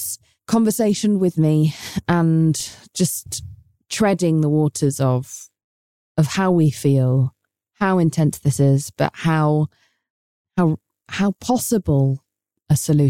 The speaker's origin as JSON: {"language": "English", "region": "England", "country": "United Kingdom", "moved": "yes", "lives_now": "United States", "said": "as an English person"}